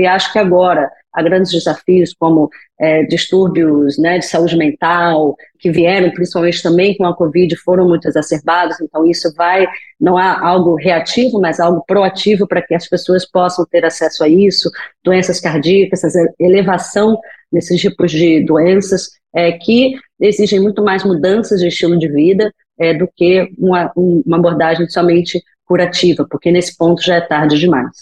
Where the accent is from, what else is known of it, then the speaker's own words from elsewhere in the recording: Rio de Janeiro, Brazil; moved away; eu sou é, brasileira, natural do Rio de Janeiro, meu sotaque não escuta não esconde